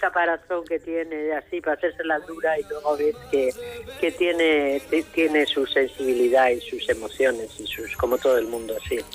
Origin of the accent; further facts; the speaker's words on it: Madrid, Community of Madrid, Spain; also born or lived in Almería; yo nací en Madrid, mis padres son de León